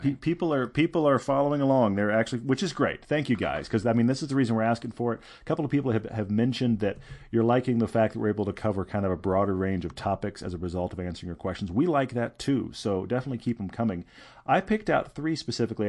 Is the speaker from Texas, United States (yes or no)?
yes; Houston, Texas, United States; now in Park City, United States; I grew up in Houston